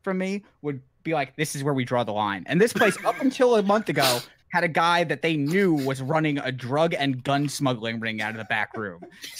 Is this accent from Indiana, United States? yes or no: no; Long Island, New York, United States; I grew up on Long Island with an Italian grandmother